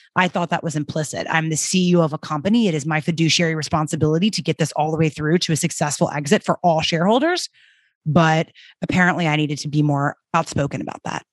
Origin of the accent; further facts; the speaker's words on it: Birmingham, Alabama, United States; moved away as an adult; also born or lived in New York City / Paris; I grew up in Birmingham, Alabama, and after college, moved to New York City